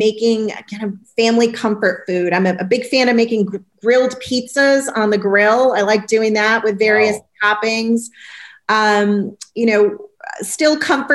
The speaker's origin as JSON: {"language": "English", "region": "New England", "country": "United States", "tie": "born or raised there", "also_born_or_lived": "California", "moved": "as an adult", "said": "My husband and I are New Englanders by birth. You know, we both spent the first 25 years on the East Coast, 15 out in California"}